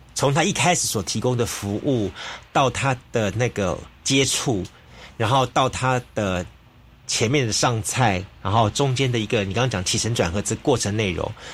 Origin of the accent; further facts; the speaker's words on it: Taiwan; 台湾我们长期以来自称是一个美食的一个国，国，王国